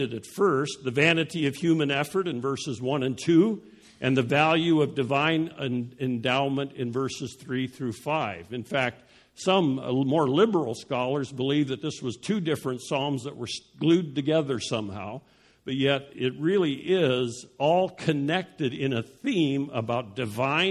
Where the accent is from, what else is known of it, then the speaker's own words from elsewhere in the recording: Denver, Colorado, United States; moved away; also born or lived in Dallas; when I was growing up in Denver